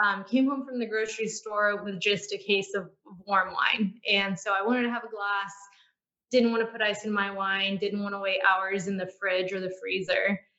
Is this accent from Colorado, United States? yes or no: no; Houston, Texas, United States; I'm from Houston, and actually my background is in healthcare.